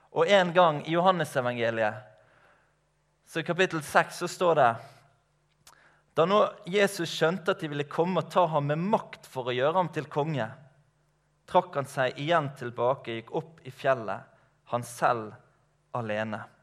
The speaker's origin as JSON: {"language": "Norwegian", "area": "Skarefjellet, Matoppen", "region": "Vestland", "country": "Norway", "tie": "born or raised there", "lives_now": "Laksevåg, Norway", "said": "Jeg er oppvokst ute på Skarefjellet i Matoppen opprinnelig"}